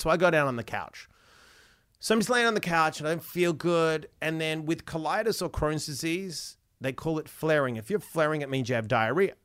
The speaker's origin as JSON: {"language": "English", "town": "Perth", "region": "Western Australia", "country": "Australia", "tie": "born or raised there", "said": "I was born in Perth"}